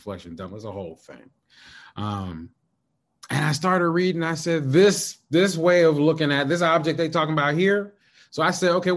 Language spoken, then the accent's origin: English; Kentucky, United States; I grew up in Kentucky